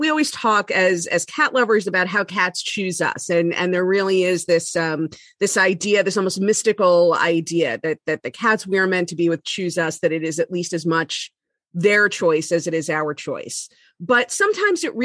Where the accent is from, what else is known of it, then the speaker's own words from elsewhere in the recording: Miami, Florida, United States; growing up in Miami where it's warm all year round.